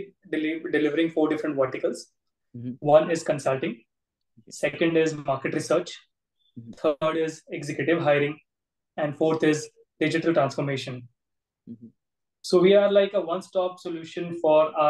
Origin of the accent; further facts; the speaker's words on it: Surat, Gujarat, India; my town, Surat, where I'm born, brought up